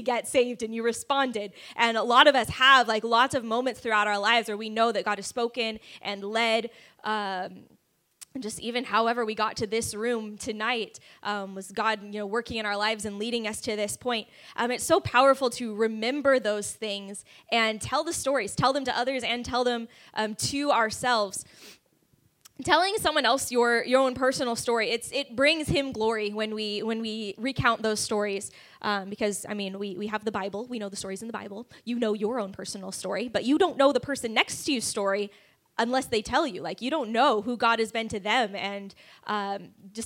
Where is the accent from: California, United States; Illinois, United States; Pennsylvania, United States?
California, United States; moved away as an adult; also born or lived in Kansas City; now in Dallas–Fort Worth, United States; So I grew up in California, did school in Kansas City, and then moved here 6 years ago